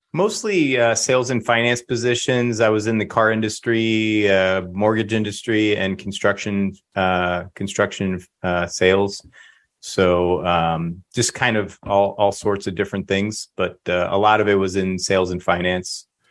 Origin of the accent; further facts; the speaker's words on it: Lakeland, Florida, United States; I'm fifth generation Floridian